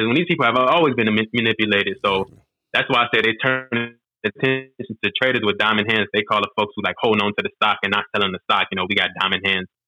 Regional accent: Chicago, Illinois, United States; growing up in Chicago, and even um, you know benefiting from the free meals uh, program when I was younger

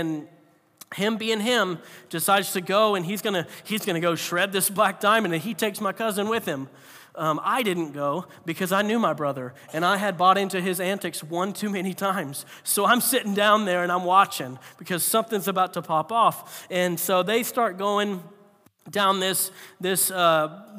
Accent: Florida, United States; I grew up in Florida, so I hadn't even seen a lick of snow my whole life

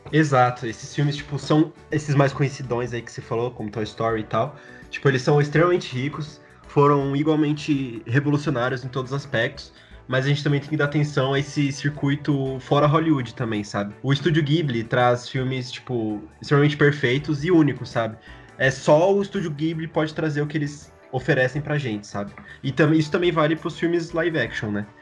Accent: Brazil; nós brasileiros

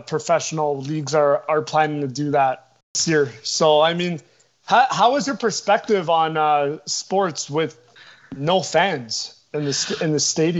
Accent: Canada; as a Canadian, I go to Buffalo Bill games to enjoy that tailgate experience, because here in Toronto

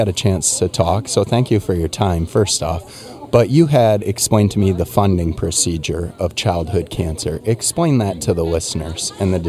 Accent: Manchester, Iowa, United States; We are Manchester kids

